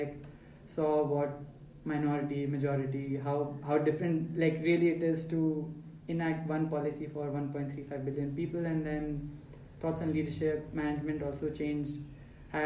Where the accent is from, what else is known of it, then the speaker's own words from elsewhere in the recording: Faridabad, Haryana, India; also born or lived in Lucknow, India; I was born in Lucknow, but did not stay there too long. Then family moved to Faridabad, which were my formative years